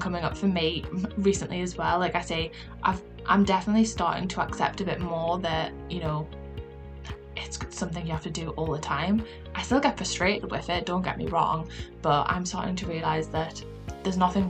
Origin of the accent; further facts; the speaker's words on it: Newcastle upon Tyne, North East England, United Kingdom; accent: Geordie; my Geordie accent